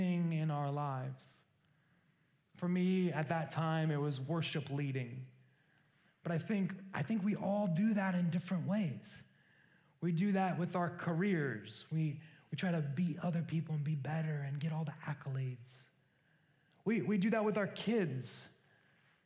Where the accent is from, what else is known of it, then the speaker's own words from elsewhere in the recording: Council Bluffs, Iowa, United States; I grew up in a small town in Iowa called Council Bluffs